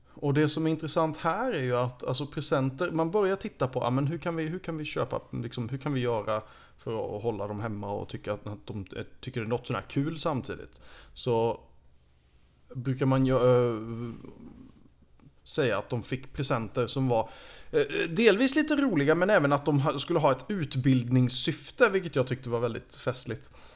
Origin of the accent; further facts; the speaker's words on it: Sweden; som svensk